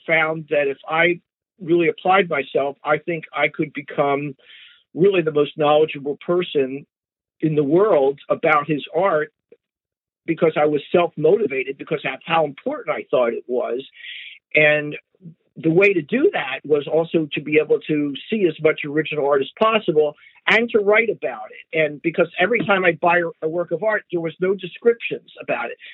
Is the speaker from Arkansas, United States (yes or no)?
no; California, United States; I'm from California